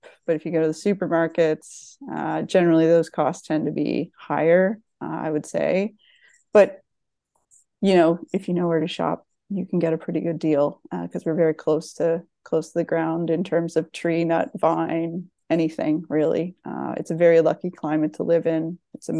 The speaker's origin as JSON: {"language": "English", "region": "East Coast", "country": "Canada", "tie": "born or raised there", "also_born_or_lived": "Ontario", "lives_now": "United States", "said": "So born and raised in the East Coast of Canada, spent some time, I suppose, in Ontario, eventually matriculated down to the United States of America."}